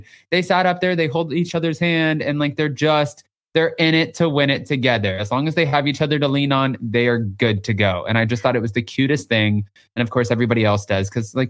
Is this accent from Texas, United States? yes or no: yes; Texas, United States; I'm from Texas.